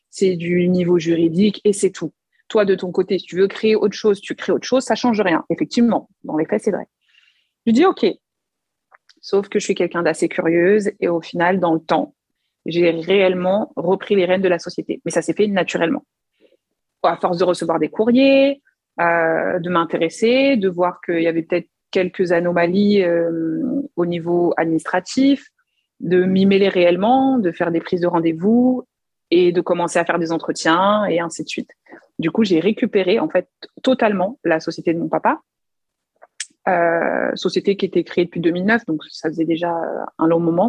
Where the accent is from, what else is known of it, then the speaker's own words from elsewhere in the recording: Paris, Île-de-France, France; je suis née en France, donc je suis vraiment née à Paris. Et en fait, mes deux parents sont congolais